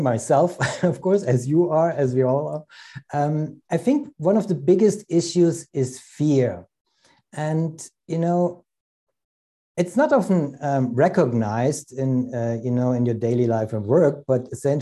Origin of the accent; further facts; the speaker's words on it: Germany; I'm originally from Germany, but I work worldwide, internationally, mostly North America